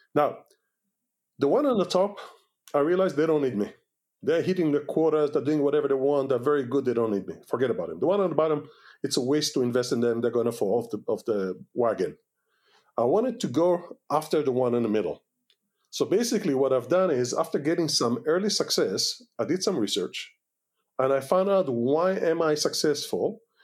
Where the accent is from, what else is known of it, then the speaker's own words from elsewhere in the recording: Israel; English is a second language; moved away as an adult; also born or lived in Washington D.C., United States / California, United States / Kfar Vradim, Israel; we are American citizens, but we are Israelis first